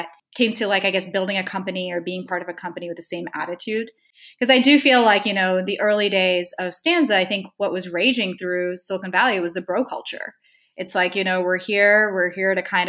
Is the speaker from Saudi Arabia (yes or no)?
yes; Saudi Arabia; born or raised there; moved away as an adult; also born or lived in Stanford, United States